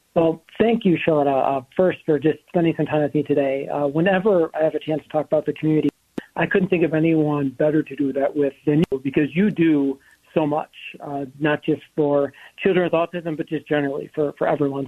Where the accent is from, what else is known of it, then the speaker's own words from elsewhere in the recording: Minnesota, United States; being a Minnesotan